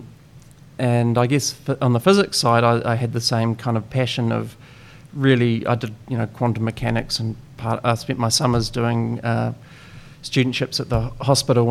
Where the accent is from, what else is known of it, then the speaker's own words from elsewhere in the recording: Christchurch, Canterbury, New Zealand; Well, I'm from Christchurch. I was born here. In fact, I was born a few hundred meters from where we're sitting